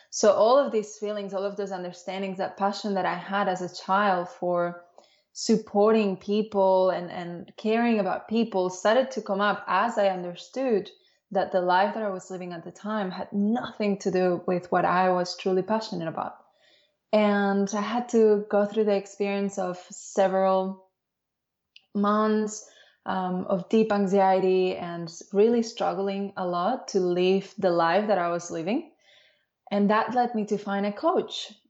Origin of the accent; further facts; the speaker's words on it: Dominican Republic; also born or lived in Spain / Barcelona, Spain; now in Australia; I was born in Spain, but I grew up in the Dominican Republic